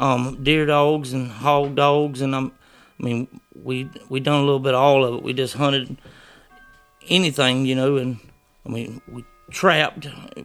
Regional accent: Perkins, Georgia, United States; I'm from Perkins, Georgia. Used to live down on the Florida-Georgia line, and then we moved up here.

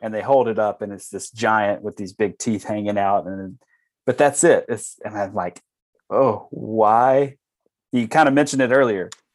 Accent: Alabama, Louisiana, Deep South, United States; now in Wisconsin, United States; I'm from, uh, the deep south, Alabama, Louisiana.

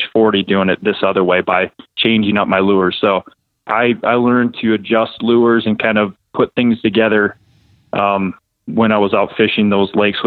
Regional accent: Ocheyedan, Iowa, United States; where I grew up in Ocheyedan, Iowa.

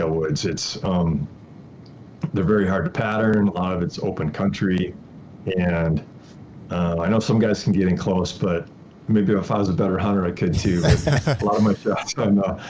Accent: Wisconsin, United States; moved away as an adult; now in Colorado, United States; I actually grew up in Wisconsin.

